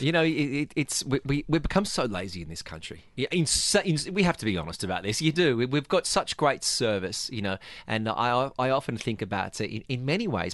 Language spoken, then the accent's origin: English; Australia; now in Dubai, United Arab Emirates; I, I come from Australia